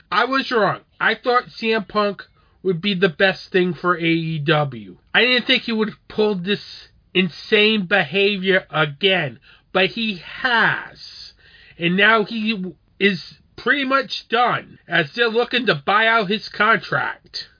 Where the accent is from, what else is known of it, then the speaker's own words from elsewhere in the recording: Rhode Island, United States; this is from my home state